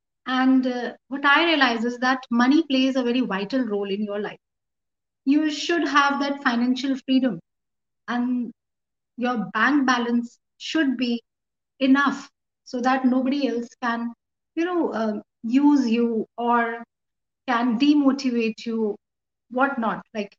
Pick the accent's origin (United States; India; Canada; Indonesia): India; Meerut, Uttar Pradesh; I'm from Meerut, Uttar Pradesh, India.